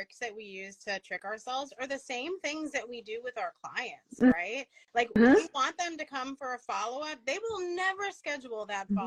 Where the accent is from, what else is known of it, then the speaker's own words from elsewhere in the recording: Ronkonkoma, New York, United States; I grew up in Long Island